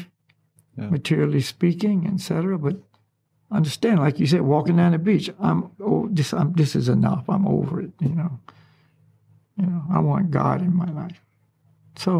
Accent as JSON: {"language": "English", "region": "the South", "country": "United States", "tie": "born or raised there", "also_born_or_lived": "Hawaii", "moved": "yes", "said": "I grew up in the South"}